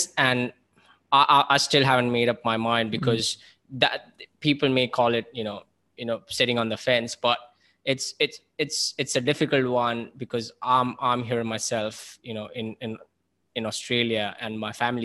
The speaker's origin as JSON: {"language": "English", "country": "India", "moved": "yes", "said": "as someone sitting here as an Indian, my family's back home"}